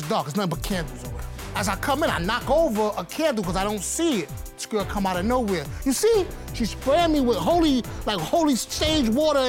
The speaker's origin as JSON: {"language": "English", "region": "New York", "country": "United States", "tie": "born or raised there", "said": "I'm born and raised in New York."}